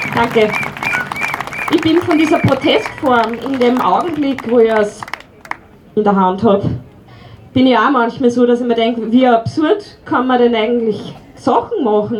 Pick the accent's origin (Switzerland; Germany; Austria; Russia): Austria; Upper Austria; now in Weinviertel, Austria; Ich bin sogar in Oberösterreich geboren